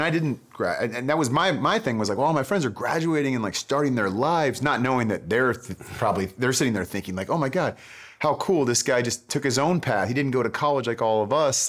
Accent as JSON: {"language": "English", "area": "Bay Area", "region": "California", "country": "United States", "tie": "born or raised there", "also_born_or_lived": "San Diego / Los Angeles", "moved": "as an adult", "said": "I grew up in the Bay Area"}